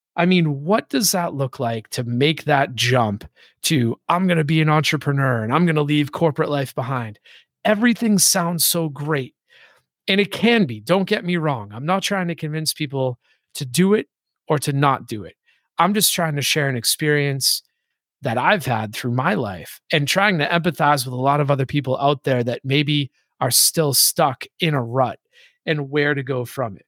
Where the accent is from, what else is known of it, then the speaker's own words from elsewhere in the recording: Boston, Massachusetts, United States; moved away; also born or lived in Hawaii / San Diego / Atlanta; I grew up in Boston.